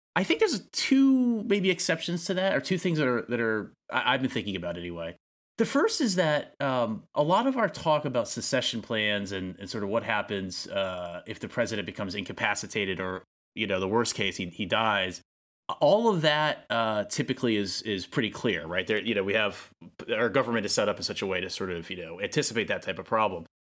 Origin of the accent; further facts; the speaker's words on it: United States; as an American citizen